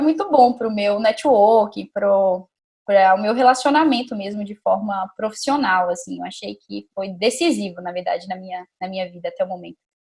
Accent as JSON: {"language": "Portuguese", "town": "Montes Claros", "region": "Minas Gerais", "country": "Brazil", "also_born_or_lived": "Vitória", "moved": "as an adult", "lives_now": "São Paulo, Brazil", "said": "Sou de Minas Gerais, de Montes Claros. E eu me formei em medicina lá em Montes Claros mesmo"}